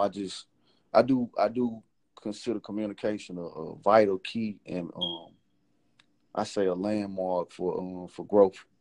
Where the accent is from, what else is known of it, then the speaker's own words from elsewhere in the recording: Memphis, Tennessee, United States; I'm originally from Memphis